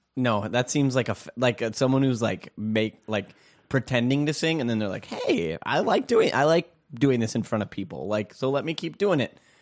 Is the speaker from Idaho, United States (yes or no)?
no; Minnesota, United States; growing up in Minnesota